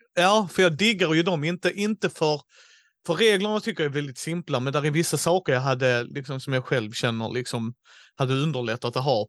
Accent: Helsingborg, Skåne, Sweden; born or raised there

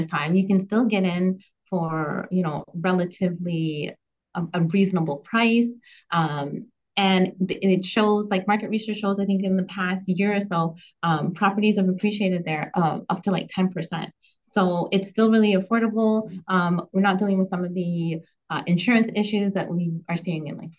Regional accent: Canada; as a Canadian

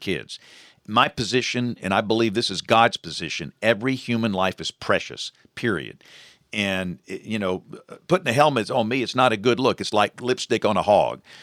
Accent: Greenville, Alabama, United States; I'm from Greenville, Alabama.

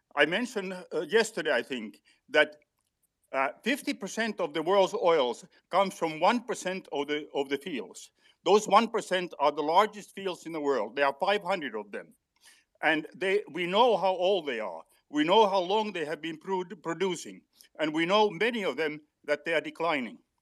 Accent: Western Finland, Finland; I grew up in Finland after the Second World War, was born there during the war, moved to Western Finland at one and a half years old

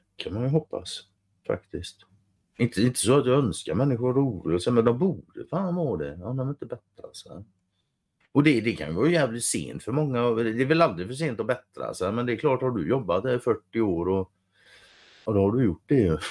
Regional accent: Sweden; Jag är svensk

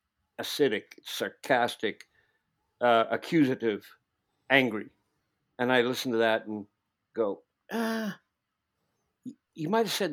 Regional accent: Ireland; Yeah, I'm an Irish guy, but I didn't spend my life playing jigs and blowing a penny whistle because I would have no interest in that.

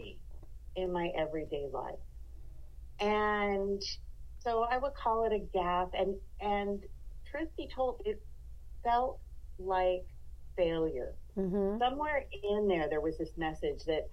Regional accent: Los Angeles, California, United States; moved away as an adult; now in Yosemite National Park, United States; Being born and raised in Los Angeles

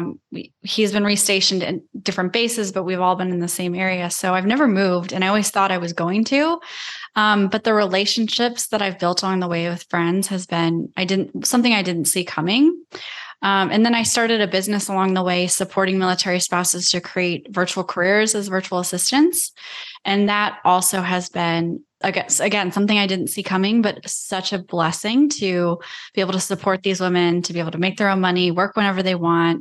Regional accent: Iowa, United States; moved away; I grew up in Iowa

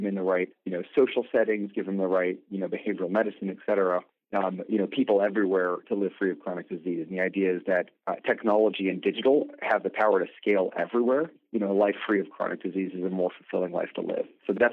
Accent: Colorado, United States; moved away as an adult; I grew up in Colorado

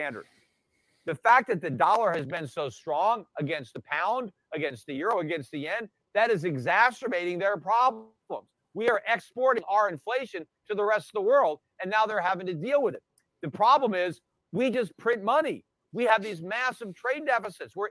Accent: United States; as an American

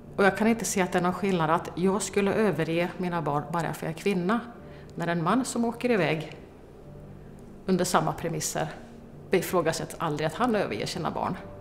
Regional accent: Malmslätt, Östergötland, Sweden; Jag är uppvuxen i Malmslätt

